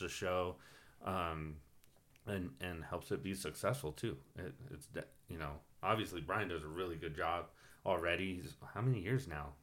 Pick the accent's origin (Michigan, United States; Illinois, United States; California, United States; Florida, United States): California, United States; Phelan; now in Hesperia, United States; I grew up in Feeling